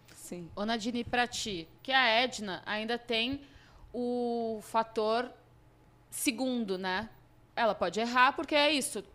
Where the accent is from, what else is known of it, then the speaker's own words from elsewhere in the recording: Rio Grande do Sul, Brazil; sou gaúcha